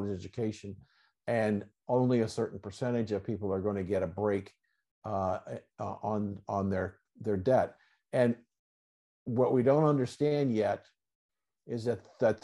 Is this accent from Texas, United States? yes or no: no; Columbus, Ohio, United States; born and raised in Columbus, Ohio